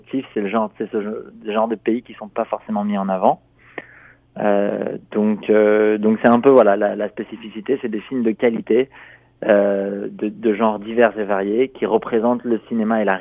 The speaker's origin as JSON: {"language": "French", "country": "France", "said": "moi je suis, je suis français"}